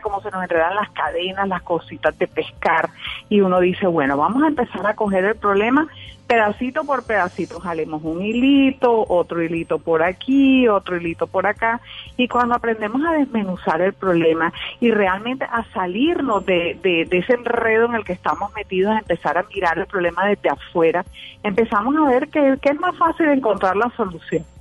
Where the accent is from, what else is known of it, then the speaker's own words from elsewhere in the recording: Barranquilla, Atlántico, Colombia; Soy de Barranquilla, Colombia.